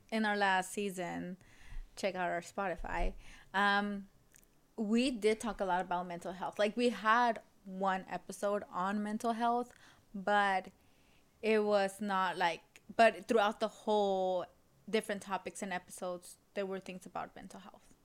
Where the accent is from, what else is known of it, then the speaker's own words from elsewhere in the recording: Los Angeles, California, United States; daughter of immigrants, or my parents are immigrants, born and raised in South LA.